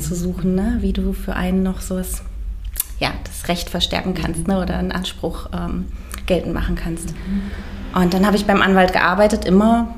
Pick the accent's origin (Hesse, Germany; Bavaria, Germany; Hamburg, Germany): Hesse, Germany; Bad Arolsen; also born or lived in Göttingen / Valencia, Spain; ich komme aus Nordhessen, aus Arolsen